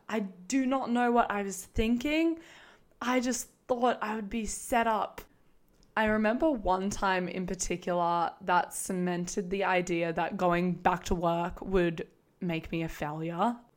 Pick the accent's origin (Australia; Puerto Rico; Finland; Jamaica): Australia; also born or lived in Queensland; I'm Australian, if you can tell. I'm living in Queensland.